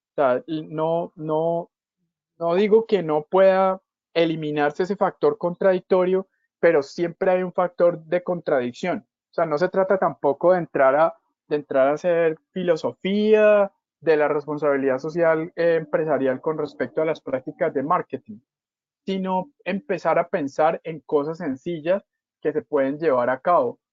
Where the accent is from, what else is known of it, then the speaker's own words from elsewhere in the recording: Cali, Valle del Cauca, Colombia; yo soy de Cali